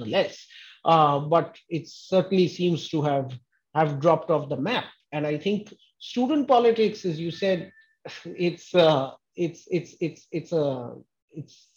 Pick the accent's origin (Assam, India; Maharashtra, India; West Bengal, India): West Bengal, India; having grown up in West Bengal in the 80s and 90s